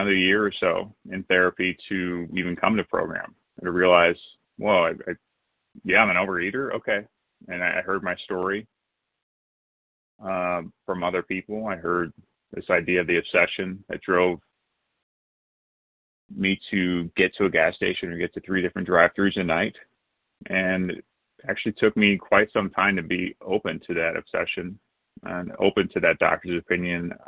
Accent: St. Louis, Missouri, United States; a man growing up in St. Louis

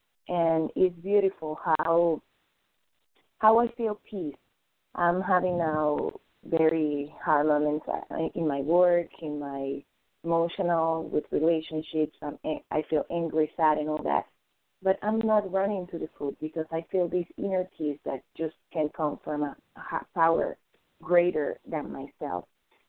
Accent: Florida, United States; from Florida, recovering compulsive overeating for today.

